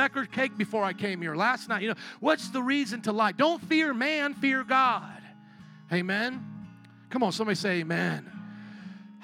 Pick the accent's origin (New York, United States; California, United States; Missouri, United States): Missouri, United States; I'm from Missouri, the show me state.